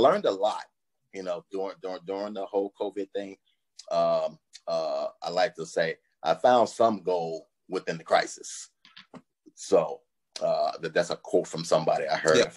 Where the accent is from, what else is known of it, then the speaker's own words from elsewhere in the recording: Chicago, Illinois, United States; moved away as an adult; now in Los Angeles, United States; I'm originally from Chicago. I lived in several different cities across the United States